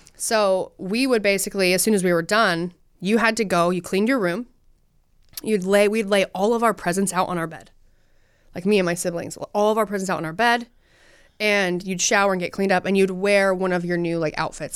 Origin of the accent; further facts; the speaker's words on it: Utah, United States; I'm from Utah and we love hunting.